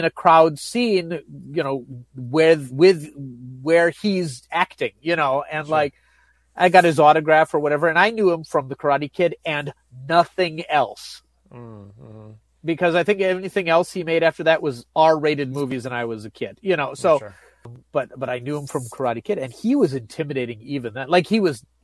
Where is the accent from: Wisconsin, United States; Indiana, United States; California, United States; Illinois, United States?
Wisconsin, United States; It was set in my hometown